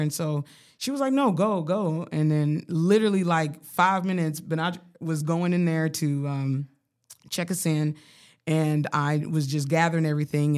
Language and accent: English; Colorado Springs, Colorado, United States; moved away; I grew up poor in Colorado